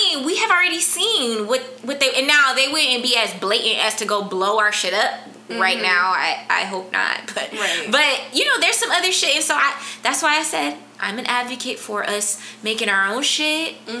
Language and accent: English; Compton, California, United States; I'm from Compton